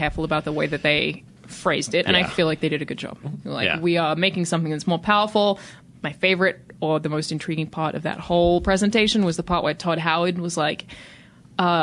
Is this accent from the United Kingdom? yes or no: no; Australia; I'm Australian